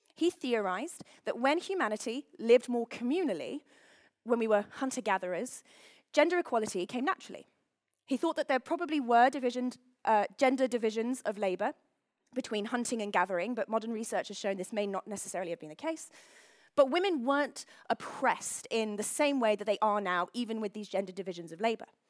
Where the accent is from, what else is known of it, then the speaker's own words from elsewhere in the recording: London, United Kingdom; I am from London.